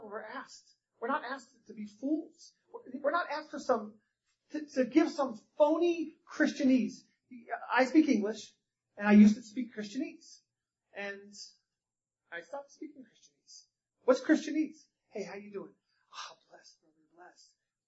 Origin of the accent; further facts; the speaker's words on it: North Carolina, United States; I was born in North Carolina.